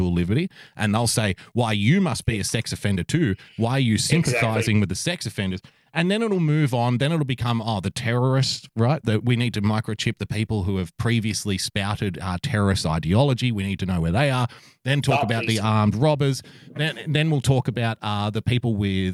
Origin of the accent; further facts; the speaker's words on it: Australia; as an Australian